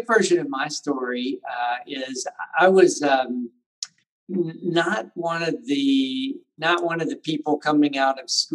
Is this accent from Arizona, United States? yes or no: no; Nashville, Tennessee, United States; also born or lived in Sevier County, Tennessee; now in Pigeon Forge, United States; I grew up in Nashville